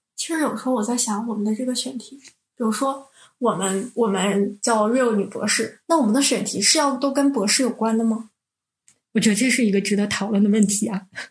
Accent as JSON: {"language": "Chinese", "region": "Northeast China", "country": "China", "said": "我们是三个来自东北的 ladies"}